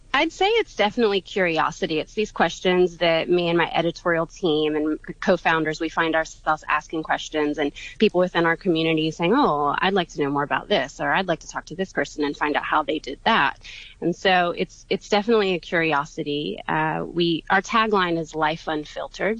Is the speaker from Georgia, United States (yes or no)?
yes; Atlanta, Georgia, United States; I'm from Atlanta, Georgia